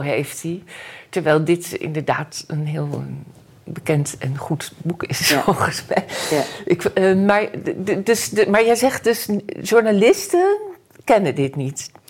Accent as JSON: {"language": "Dutch", "country": "Netherlands", "tie": "born or raised there", "said": "als geboren Nederlandse"}